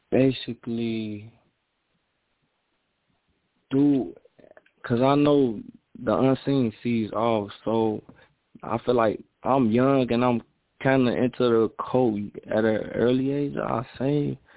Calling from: Minnesota, United States; I'm in Minnesota right now.

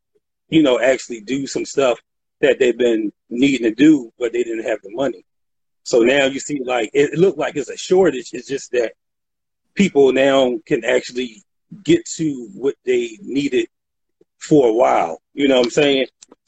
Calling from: Philadelphia, Pennsylvania, United States; Philadelphia, Pennsylvania.

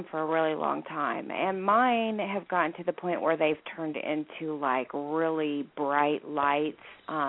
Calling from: Indiana, United States

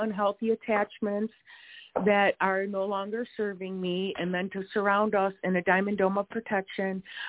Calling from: Wisconsin, United States; We are in Wisconsin.

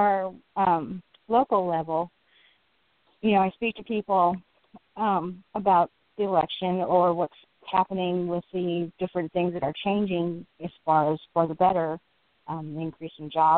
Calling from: California, United States

